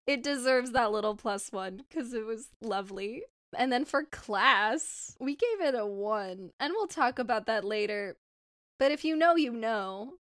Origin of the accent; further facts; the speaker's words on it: Southern California, United States; I grew up in Southern California